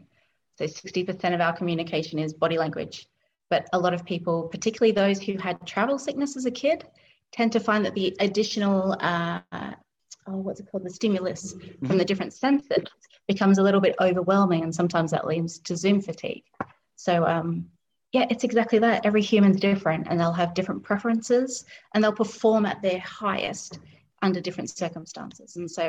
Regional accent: Australia; I'm not sure if you can tell, but I'm actually from Australia. And so, accent's nice and blended and tamed down.

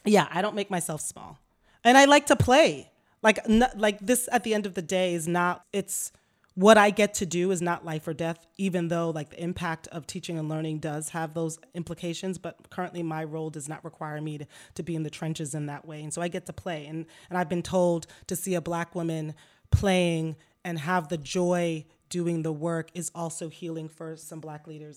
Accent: White Plains, New York, United States; growing up in White Plains, New York, Westchester County, an affluent community right north of New York City

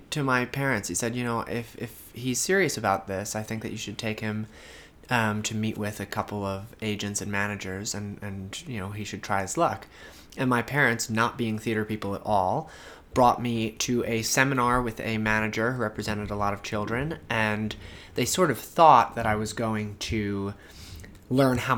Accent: Brooklyn, New York, United States; also born or lived in Long Island; Uh, from Brooklyn by way of Long Island. I went to high school on Long Island and uh, when I got to college, I immediately

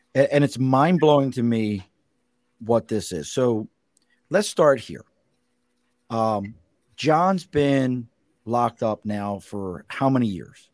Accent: Baltimore, Maryland, United States; accent: Baltimore; now in New York City, United States; I grew up in Baltimore

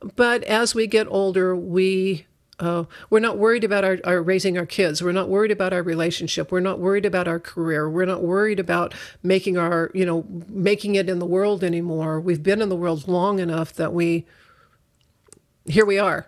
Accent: United States; I'm such an American, that's the only culture I know

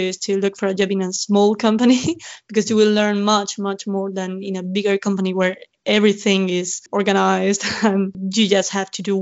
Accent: Murcia, Region of Murcia, Spain; English is a second language; moved away as an adult; now in London, United Kingdom; I'm from a city on the east side coast of Spain, south as well. It's called Murcia

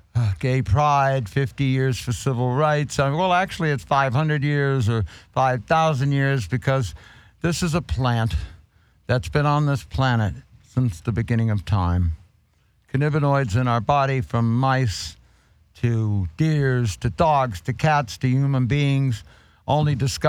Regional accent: San Francisco, California, United States; now in Hollywood, United States; I grew up in San Francisco from 1953 on. Moved to Hollywood in 1976, the year of the bicentennial.

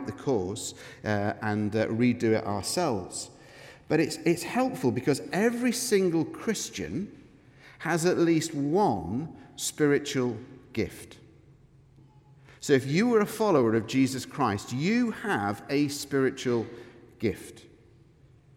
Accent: Manchester, North West England, United Kingdom; now in Scotland, United Kingdom; I'm from Manchester, I say that word in an odd way

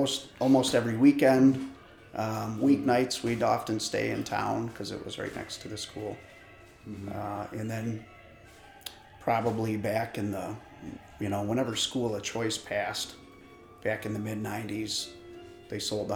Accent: West Branch of Big Creek, near Lovells, northern Michigan, United States; I grew up on the West Branch of Big Creek, not too far from Lovells here. And both of my parents were school teachers, Johannesburg Lewiston.

